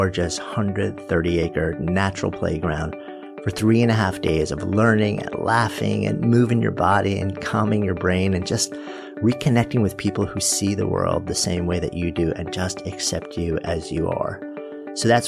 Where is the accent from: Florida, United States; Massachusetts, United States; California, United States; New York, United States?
New York, United States; Port Washington; I grew up in Port Washington